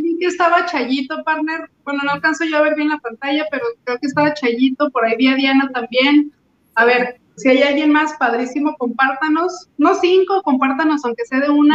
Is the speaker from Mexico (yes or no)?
yes; Mexico; esos somos los mexicanos